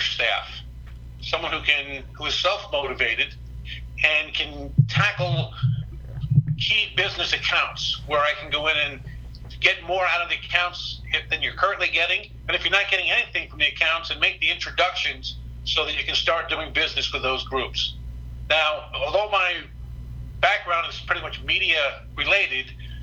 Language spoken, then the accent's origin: English; New York metropolitan area, United States; moved away as an adult; now in Chicago, United States; I'm originally from the New York metropolitan area, and I'm on year 28 of my 3-year plan to move to Chicago